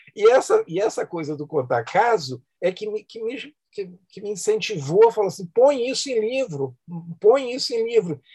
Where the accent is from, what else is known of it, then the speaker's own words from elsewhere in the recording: Belo Horizonte, Minas Gerais, Brazil; a Rua Rio Verde, onde eu nasci, eu lembro dos vizinhos